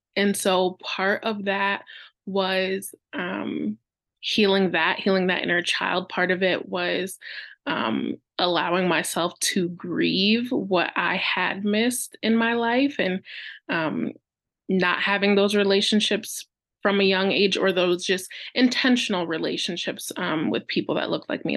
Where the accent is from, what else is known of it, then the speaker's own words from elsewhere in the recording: about an hour north of Detroit, Michigan, United States; I was born in Detroit, Michigan, in the United States, and raised about an hour north